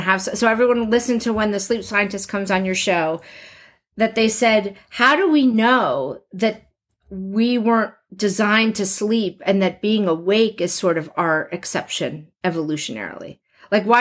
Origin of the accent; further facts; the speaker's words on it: New Jersey, United States; I grew up in New Jersey with the mafia